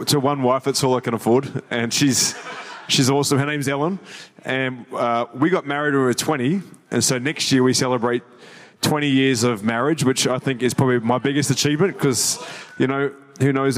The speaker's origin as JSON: {"language": "English", "town": "Sydney", "region": "New South Wales", "country": "Australia", "tie": "born or raised there", "moved": "as an adult", "lives_now": "Gold Coast, Australia", "said": "I grew up in Sydney and grew up my whole life there."}